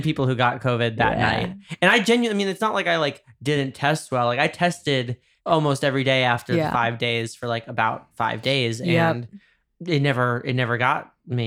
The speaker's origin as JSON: {"language": "English", "region": "New York", "country": "United States", "moved": "yes", "lives_now": "Los Angeles, United States", "said": "I'm from New York"}